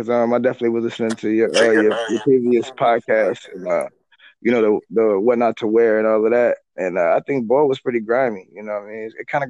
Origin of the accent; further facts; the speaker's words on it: Oakland, California, United States; I'm from Oakland, California.